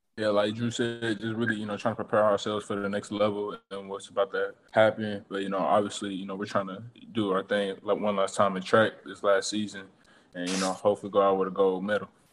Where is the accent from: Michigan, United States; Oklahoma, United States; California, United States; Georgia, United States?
Oklahoma, United States; Tulsa; being able to play for my home state